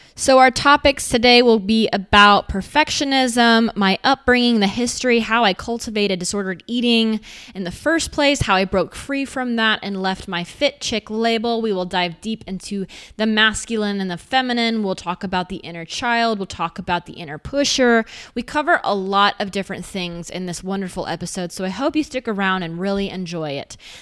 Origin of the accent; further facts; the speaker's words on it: the South, United States; I was raised in the South